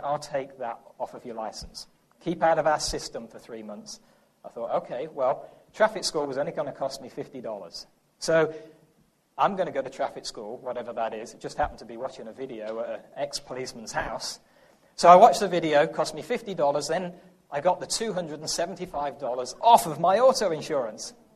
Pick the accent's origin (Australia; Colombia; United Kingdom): United Kingdom; England; accent: English; now in United States; I'm from England